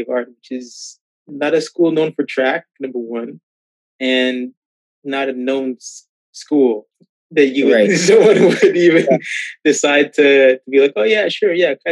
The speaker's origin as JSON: {"language": "English", "country": "Nigeria", "said": "we're Nigerian"}